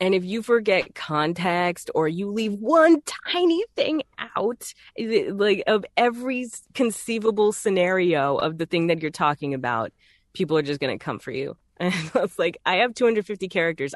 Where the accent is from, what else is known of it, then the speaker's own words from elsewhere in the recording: Texas, United States; accent: Southern; I'm from Texas, so th, that accent is very native